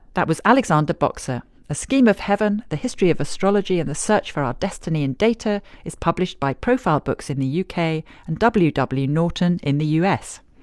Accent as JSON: {"language": "English", "region": "Northern Nigeria", "country": "Nigeria", "tie": "born or raised there", "moved": "yes"}